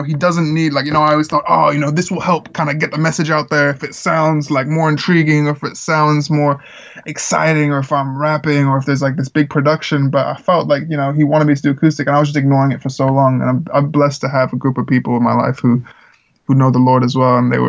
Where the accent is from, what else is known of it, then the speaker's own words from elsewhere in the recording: Czechia; I grew up in the Czech Republic where there was a lot of like American missionaries, and my family and I weren't missionaries.